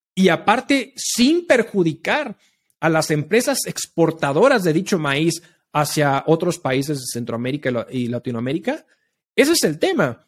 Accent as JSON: {"language": "Spanish", "country": "Mexico", "said": "nosotros como mexicanos"}